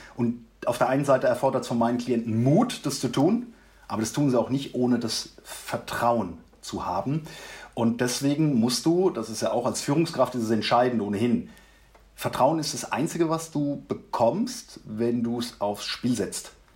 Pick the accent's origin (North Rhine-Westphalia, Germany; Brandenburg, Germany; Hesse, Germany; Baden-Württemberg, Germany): Baden-Württemberg, Germany; Mannheim; now in Ruppertshain, Germany; Ich komme ursprünglich aus Mannheim